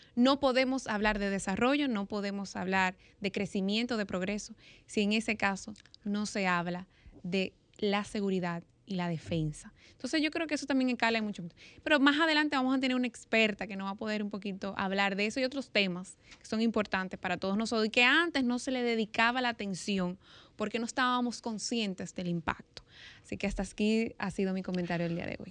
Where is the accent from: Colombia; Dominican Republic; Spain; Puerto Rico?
Dominican Republic